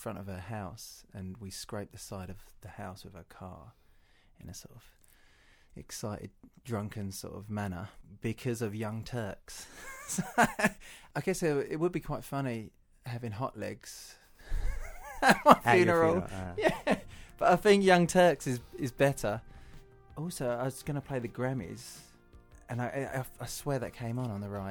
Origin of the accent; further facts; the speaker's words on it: Romford, London, United Kingdom; I had a fantastic upbringing, but Romford, I'm from Romford, Essex, is a shithole.